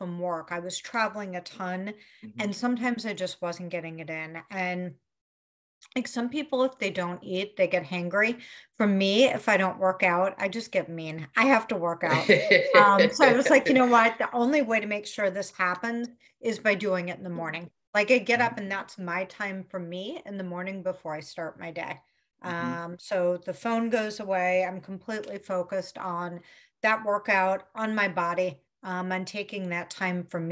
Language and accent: English; Chicago, Illinois, United States; Grew up in Chicago